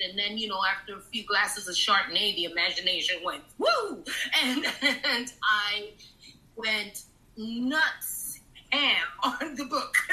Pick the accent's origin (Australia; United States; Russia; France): United States; New York City, New York; also born or lived in Florida; I'm from Taft Projects in, in East Harlem